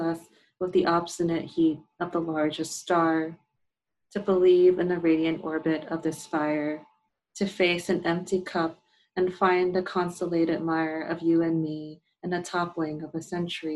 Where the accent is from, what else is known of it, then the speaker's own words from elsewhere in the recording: New York, United States; I grew up in New York